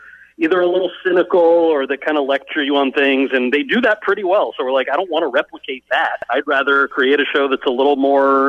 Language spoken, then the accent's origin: English; Freehold, New Jersey, United States; moved away; also born or lived in Montclair, New Jersey; I was born in Montclair, mostly grew up in a town called Freehold